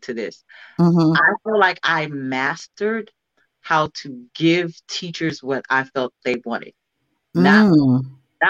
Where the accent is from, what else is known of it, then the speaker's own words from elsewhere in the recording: Cleveland, Ohio, United States; now in California, United States; I'm from Cleveland, but I moved to California